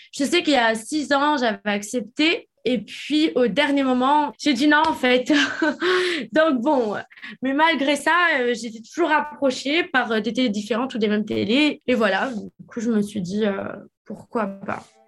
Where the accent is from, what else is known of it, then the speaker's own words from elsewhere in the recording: France; moved away as an adult; also born or lived in United States; j'ai quitté la France quand j'avais 18 ans pour aller habiter aux États-Unis